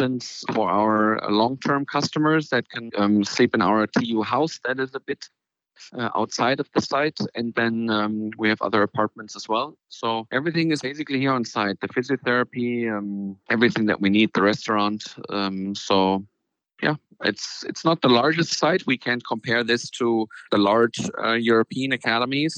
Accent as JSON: {"language": "English", "town": "Frankfurt", "region": "Hesse", "country": "Germany", "tie": "born or raised there", "said": "Frankfurt's been my hometown. So I grew up here"}